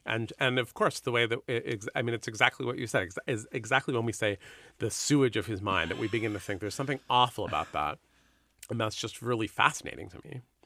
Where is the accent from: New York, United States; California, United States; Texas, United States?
California, United States; San Francisco; I grew up in San Francisco